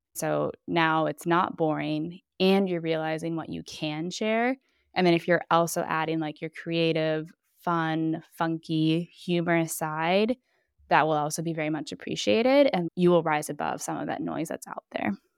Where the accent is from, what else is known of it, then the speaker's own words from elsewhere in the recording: Minneapolis, Minnesota, United States; moved away as an adult; now in Bologna, Italy; I am originally from Minneapolis, Minnesota, and I have been living in Bologna, Italy now for just over ten years.